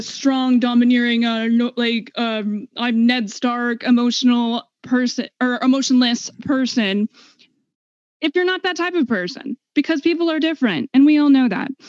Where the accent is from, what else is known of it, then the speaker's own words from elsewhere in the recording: United States; I'm an American